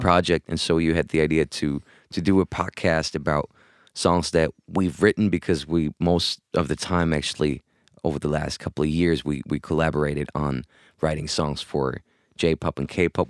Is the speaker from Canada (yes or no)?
no; Spain; moved away as an adult; also born or lived in Hamburg, Germany / London, United Kingdom; I was born in Hamburg, Germany, grew up in Spain.